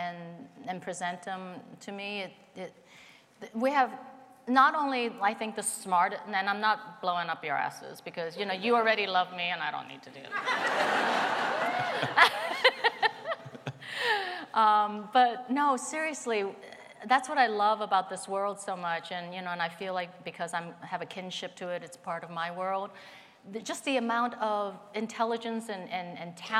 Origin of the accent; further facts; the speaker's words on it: Pittsburgh, Pennsylvania, United States; I grew up in America being Chinese in a very white suburban neighborhood in Pittsburgh, Pennsylvania.